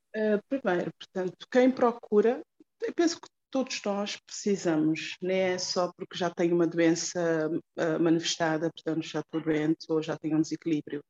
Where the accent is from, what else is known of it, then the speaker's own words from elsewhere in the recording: Cape Verde; moved away; foi há 20 anos, quando eu saí de Cabo Verde